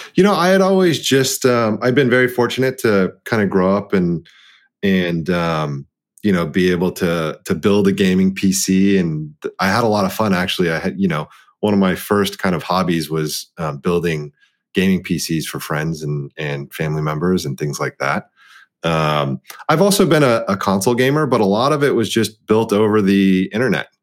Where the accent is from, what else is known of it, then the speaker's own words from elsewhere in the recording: Dallas, Texas, United States; being the the eldest child of an immigrant um, set of parents and growing up in Dallas, Texas